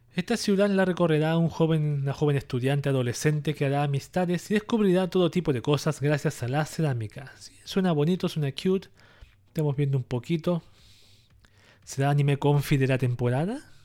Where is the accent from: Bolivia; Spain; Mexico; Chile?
Chile; yo aquí en mi país, en Chile